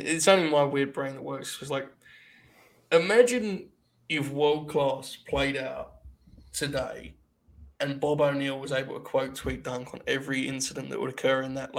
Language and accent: English; United Kingdom; I'm a Brit.